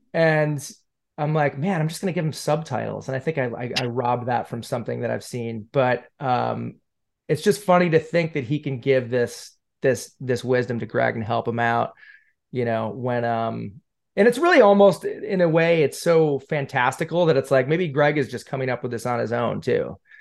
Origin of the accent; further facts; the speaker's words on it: Syracuse, New York, United States; moved away as an adult; now in Los Angeles, United States; I'm from Syracuse